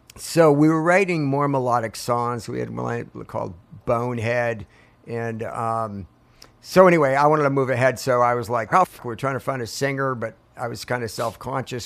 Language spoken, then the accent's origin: English; Portsmouth, New Hampshire, United States; now in Marietta, Georgia, United States; I grew up in Portsmouth, New Hampshire